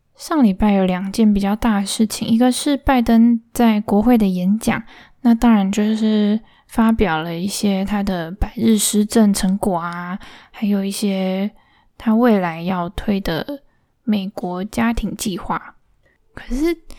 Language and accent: Chinese; Linkou, New Taipei City, Taiwan; now in Taipei, Taiwan; 我老家其实就在新北而已，在林口的乡下